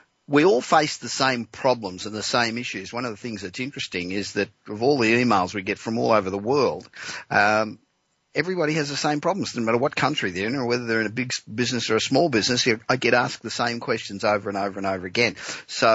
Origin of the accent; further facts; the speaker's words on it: Los Angeles, California, United States; Coming to you this week from my hometown of Los Angeles